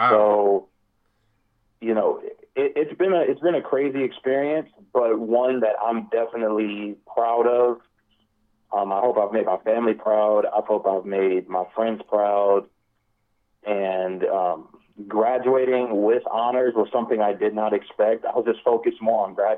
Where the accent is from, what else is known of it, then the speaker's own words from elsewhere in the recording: Los Angeles, California, United States; moved away as an adult; now in Jacksonville, United States; I truly do miss, you know, my hometown. It's made me who I am